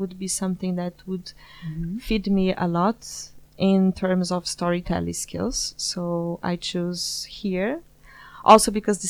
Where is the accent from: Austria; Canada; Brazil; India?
Brazil; São Paulo; moved away as an adult; now in The Hague, Netherlands; I'm from Brazil, São Paulo specifically